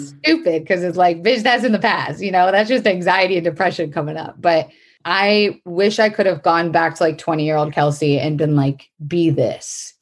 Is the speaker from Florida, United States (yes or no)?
yes; Florida, United States; moved away; I was raised in Florida, which is a very fucked up, insane place.